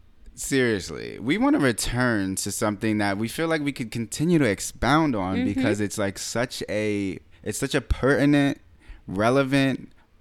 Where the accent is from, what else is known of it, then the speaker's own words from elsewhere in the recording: United States; me being a black American. Mm-hmm. You know, I'm from here.